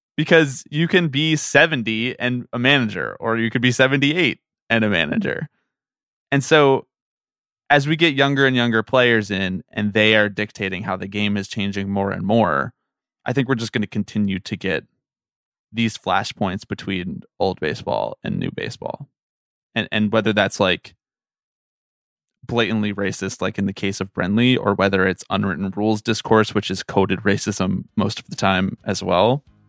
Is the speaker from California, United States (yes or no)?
no; Philadelphia, Pennsylvania, United States; moved away as an adult; also born or lived in Washington; I was born in Washington. I grew up in Philadelphia.